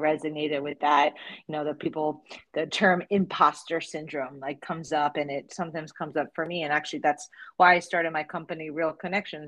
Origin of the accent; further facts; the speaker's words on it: New Jersey, United States; as a child grow, growing up in New Jersey